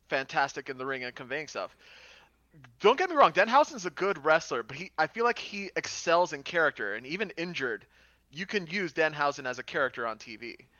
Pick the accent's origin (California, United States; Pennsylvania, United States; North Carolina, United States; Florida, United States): Florida, United States; Miami; I am a Latino from Miami, Florida.